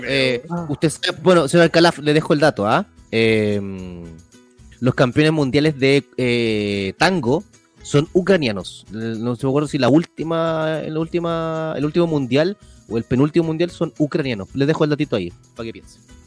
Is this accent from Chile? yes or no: yes; Chile; soy bien chileno